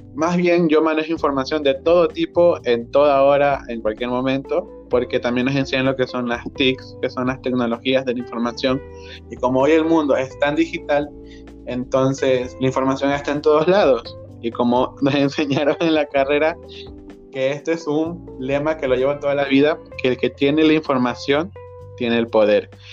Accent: Ecuador; soy de Ecuador

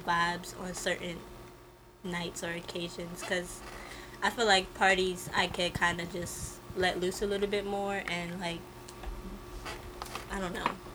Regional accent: Maryland, United States; I am 24. I model and I act. I have a bachelor's degree in fashion marketing and management, and I'm from Maryland

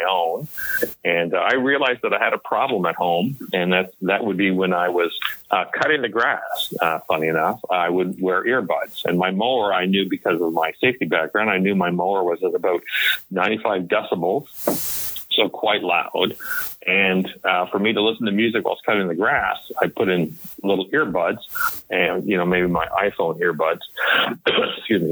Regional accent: Montreal, Quebec, Canada; moved away as an adult; also born or lived in Toronto, Canada / Paris, Ontario, Canada; now in United States; I was born in Montreal and brought up in Montreal

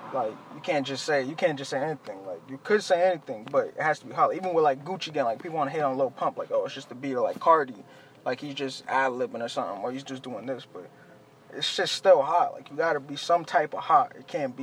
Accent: Boston, Massachusetts, United States; also born or lived in Chelsea, Massachusetts / Everett, Massachusetts; I was born in Chelsea. I moved to East Boston. Then from Eastie, I went to like Everett, and uh, but throughout all that, I was in the South End, like heavy

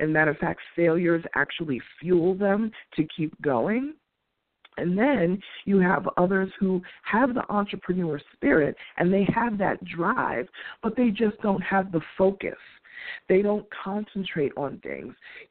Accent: New York City, New York, United States; being a New Yorker

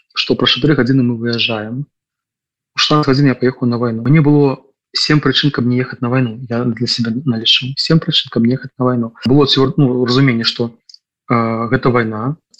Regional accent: Belarus; now in Lithuania; да беларус

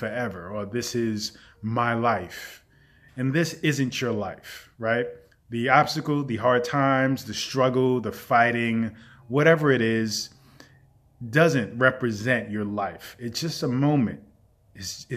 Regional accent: New York City, New York, United States; growing up in the Bronx

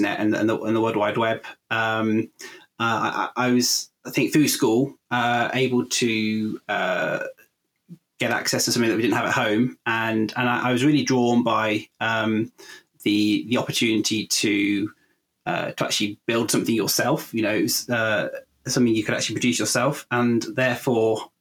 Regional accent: Warwickshire, West Midlands, United Kingdom; I grew up in Warwickshire, and I'm still in Warwickshire today

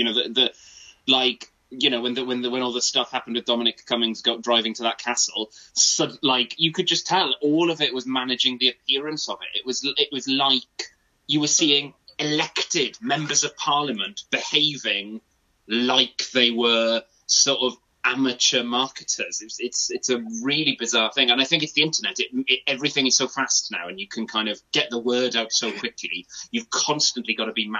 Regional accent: Wales, United Kingdom; first language Welsh; English is a second language; I'm a Welsh speaker, that's my first language.

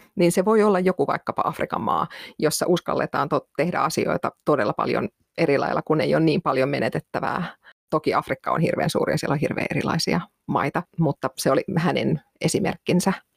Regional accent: Finland; moved away as an adult; mä oon muuttanut Suomesta pois

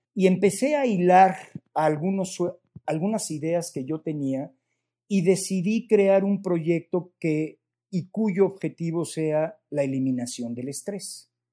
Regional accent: Mexico; pues de México

